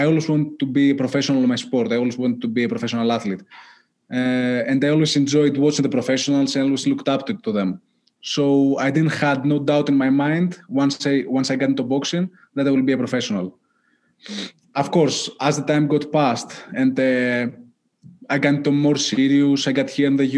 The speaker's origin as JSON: {"language": "English", "country": "Greece", "tie": "born or raised there", "moved": "yes", "said": "I grew up back in Greece"}